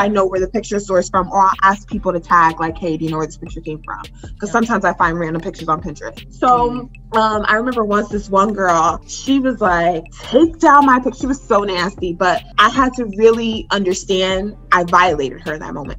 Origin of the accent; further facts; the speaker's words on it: Newburgh, New York, United States; I'm from Newburgh, Newburgh, okay. Hey. Um, local to Poughkeepsie, which is a 30 minutes outside or 30 minutes north of. And I'm from a very small town